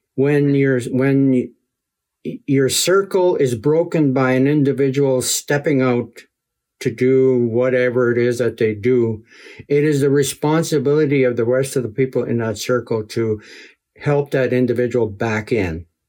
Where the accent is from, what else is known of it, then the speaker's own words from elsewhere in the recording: Muskeg Lake, Saskatchewan, Canada; also born or lived in Ottawa; We moved from Onion Lake to Muskeg, my home community